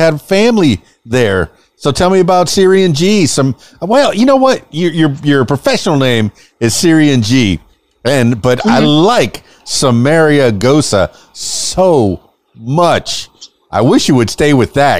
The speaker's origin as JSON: {"language": "English", "region": "Florida Keys", "country": "United States", "moved": "as an adult", "lives_now": "Arkansas, United States", "said": "I'm from the Florida Keys"}